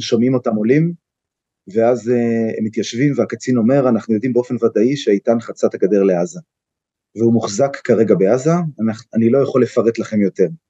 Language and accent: Hebrew; Tel Aviv, Tel Aviv District, Israel; moved away as an adult; now in Kiryat Arba, Israel; אני נולדתי בתל אביב, בבית חולים הקריה